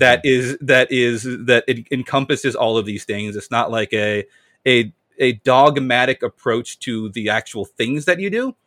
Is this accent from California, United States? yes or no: no; Amherst, Massachusetts, United States; I was born and raised in Massachusetts, Amherst, four one three.